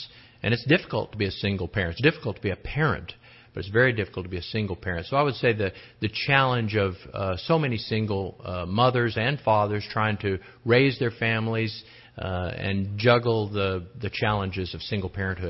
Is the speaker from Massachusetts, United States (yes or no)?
no; Fairbanks, Alaska, United States; also born or lived in Midwest; now in Austin, United States; I'm from Fairbanks, Alaska, and the rumors are true. It was cold.